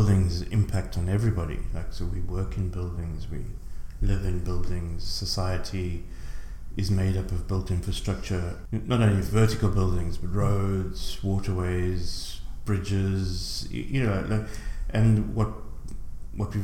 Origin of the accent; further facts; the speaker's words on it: South Africa; moved away as an adult; now in Ireland; I'm originally from South Africa. I moved to Ireland in 2000.